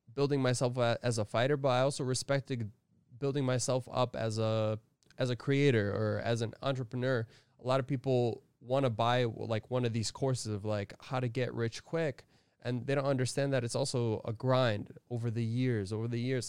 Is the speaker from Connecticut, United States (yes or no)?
yes; Connecticut, United States; I'm from Connecticut, you know? I'm from up north in New England.